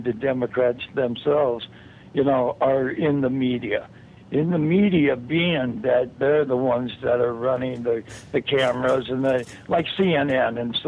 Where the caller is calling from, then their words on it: California, United States; I'm calling from California.